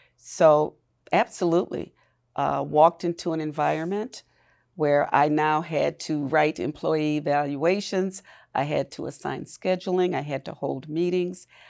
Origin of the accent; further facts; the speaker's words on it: Milwaukee, Wisconsin, United States; born and raised in Milwaukee